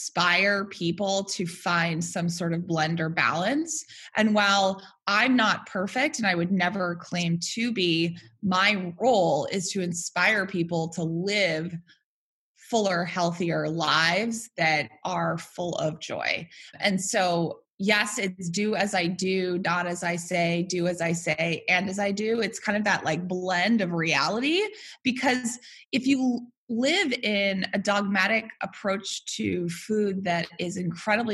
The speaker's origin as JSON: {"language": "English", "town": "Worcester", "region": "Massachusetts", "country": "United States", "tie": "born or raised there", "moved": "yes", "lives_now": "New York City, United States", "said": "I am a New York City resident. I am from Worcester, Massachusetts"}